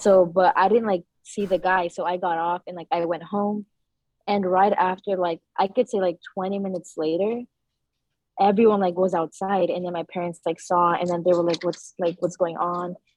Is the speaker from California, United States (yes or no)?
yes; San Rafael, California, United States; I grew up in Centerville in the canal area, and I've been living there since my whole life